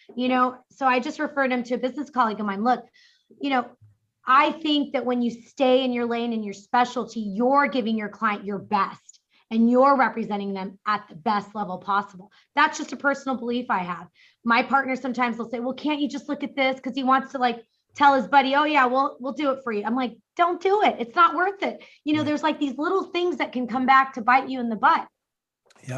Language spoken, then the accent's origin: English; New York City, New York, United States; now in Orange County, United States; I was born in the Bronx.